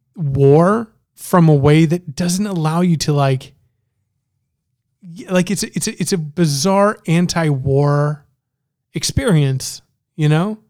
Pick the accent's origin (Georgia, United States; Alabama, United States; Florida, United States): Florida, United States; Miami; also born or lived in Canada; I'm from Miami